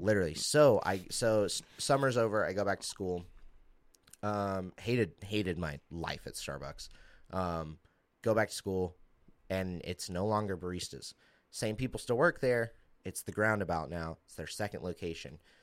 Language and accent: English; Southaven, Mississippi, United States; I'm originally from Memphis, um, a little outside of Memphis, South Haven, Mississippi.